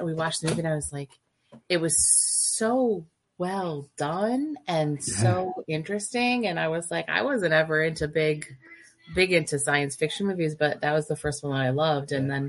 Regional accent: Michigan, United States; I grew up in Michigan, and I was born the year the movie came out

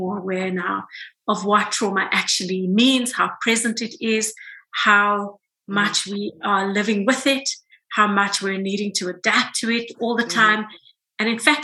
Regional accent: South Africa; I grew up in South Africa as a brown woman during apartheid South Africa

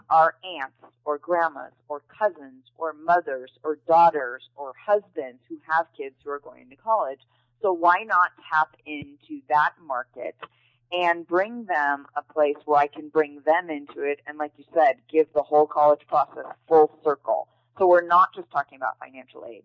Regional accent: Chicago, Illinois, United States; moved away as an adult; now in Seal Beach, United States; I'm originally from Chicago, Illinois, and I moved to California uh, right after high school

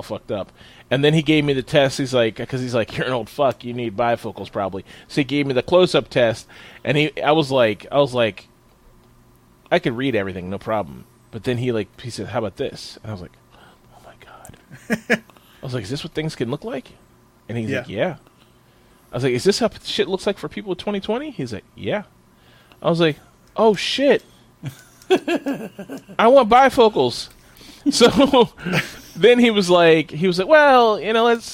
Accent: United States; I'm an American

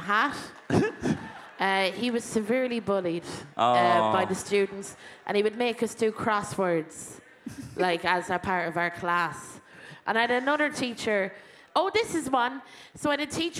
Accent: Westmeath, Leinster, Ireland; now in London, United Kingdom; I'm from Westmead

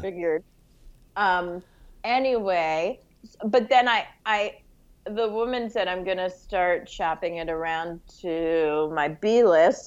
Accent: New York City, New York, United States; also born or lived in Montreal, Canada; I loved growing up in New York

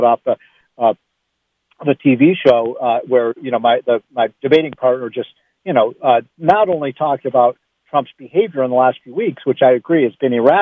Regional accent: Chicago, Illinois, United States; I'm from Chicago.

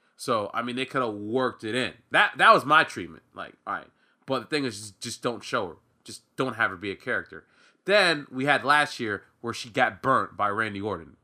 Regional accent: Florida, United States; we're both from Florida

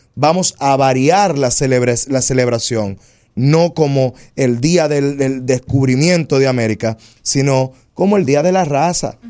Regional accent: Dominican Republic; esos somos los dominicanos. Los dominicanos somos una mixtura de razas

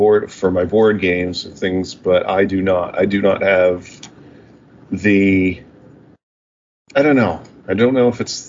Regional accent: Canada; I'm from Canada, not the States

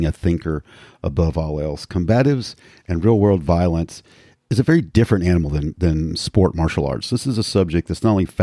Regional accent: Hickory, North Carolina, United States; I'm from Hickory originally

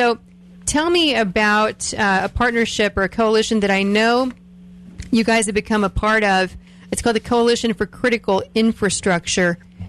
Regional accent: Ohio, United States; moved away; I'm from Ohio, and I grew up in what was at the time the poorest public school district in the state of Ohio.

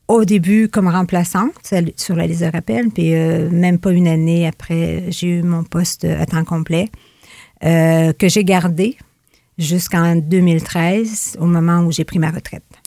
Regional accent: Fort-Prével, Quebec, Canada; also born or lived in Gaspé / Rimouski; Je suis native de Fort-Prével. J'y ai grandi mon enfance, mon adolescence, jusqu'à mon départ pour l'école

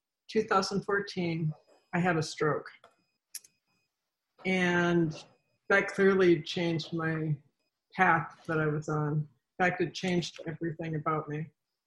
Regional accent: Seattle, Washington, United States; now in Virginia, United States

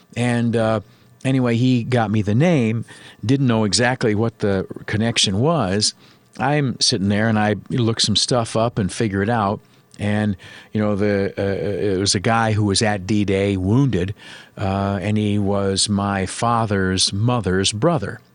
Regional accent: United States; I am an American worker guy all day, every day

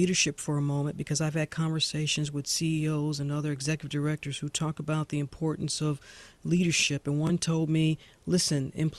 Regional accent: St. Louis, Missouri, United States; my hometown of St. Louis.

